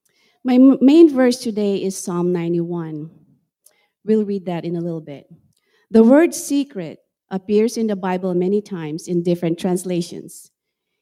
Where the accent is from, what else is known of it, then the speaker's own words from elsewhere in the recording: Central Luzon, Philippines; moved away as an adult; also born or lived in Washington, United States / Estherville, Iowa, United States; now in United States; I grew up in the Philippines, and I was raised in a town near Subic Bay.